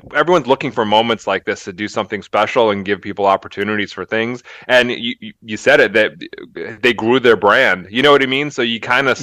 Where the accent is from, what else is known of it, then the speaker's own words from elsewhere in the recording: Philadelphia, Pennsylvania, United States; moved away; I grew up in Philly